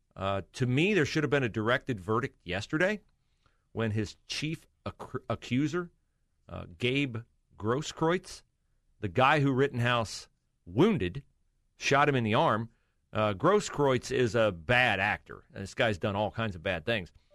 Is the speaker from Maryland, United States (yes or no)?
no; West Liberty, Ohio, United States; I always describe my hometown, West Liberty, Ohio, as Mayberry